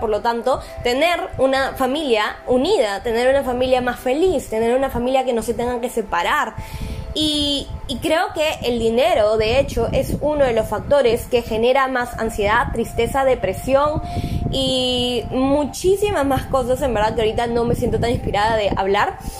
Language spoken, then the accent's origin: Spanish; Peru; yo soy de Perú